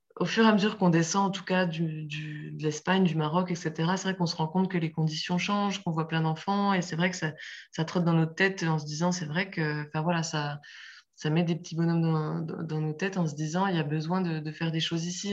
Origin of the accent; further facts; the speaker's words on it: France; chez nous en France